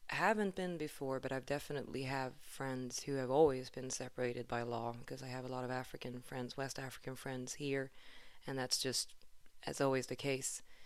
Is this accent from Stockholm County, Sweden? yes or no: yes; Stockholm, Stockholm County, Sweden; moved away; I am, um, from Sweden originally. I'm from Stockholm